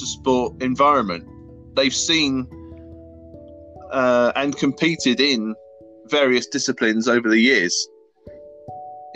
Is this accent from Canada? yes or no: no; Sutton, London, United Kingdom; moved away as an adult; now in Bolton, United Kingdom; my hometown of Sutton